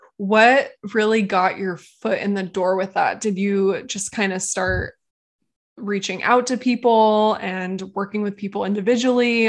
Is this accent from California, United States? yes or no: yes; California, United States; moved away; I grew up in California